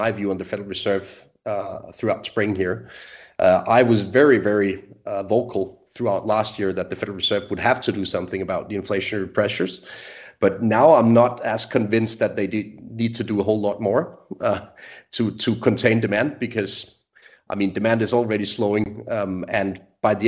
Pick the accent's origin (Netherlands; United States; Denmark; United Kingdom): Denmark; So I'm born and raised in Denmark, still live in Scandinavia